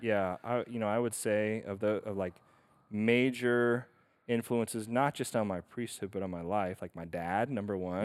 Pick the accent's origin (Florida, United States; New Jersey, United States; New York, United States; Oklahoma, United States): Oklahoma, United States; Stillwater; born or raised there; moved away as an adult; also born or lived in Rome, Italy